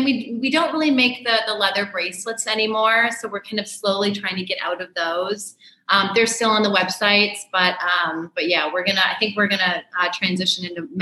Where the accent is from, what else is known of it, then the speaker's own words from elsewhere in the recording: St. Paul, Minnesota, United States; moved away as an adult; I grew up in St. Paul, Minnesota.